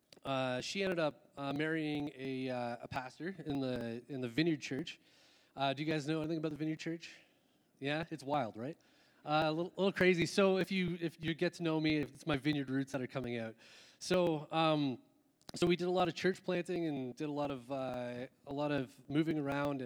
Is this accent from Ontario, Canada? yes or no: yes; Ontario, Canada; moved away; I'm originally from Ontario